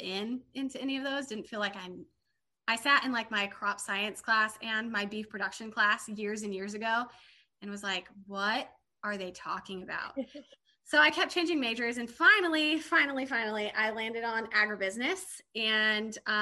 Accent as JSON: {"language": "English", "town": "Tulare", "region": "California", "country": "United States", "also_born_or_lived": "Hilmar, California / Alabama", "said": "I'm from Central California. I'm from the lower Central Valley, but I currently live in the northern part of the Central Valley now."}